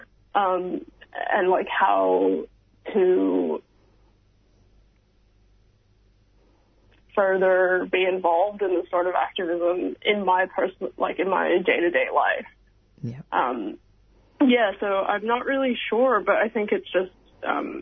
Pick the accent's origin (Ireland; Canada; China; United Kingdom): China; now in Melbourne, Australia; I grew up in China